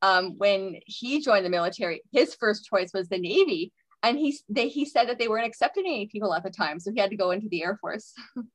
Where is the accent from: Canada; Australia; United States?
Canada; Sydney, Nova Scotia; also born or lived in Halifax; now in Alberta, Canada; And then I grew up in Sydney. Dad's still in Sydney.